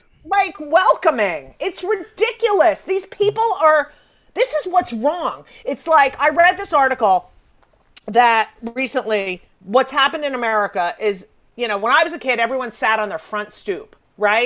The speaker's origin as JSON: {"language": "English", "town": "New York City", "region": "New York", "country": "United States", "said": "being a New Yorker"}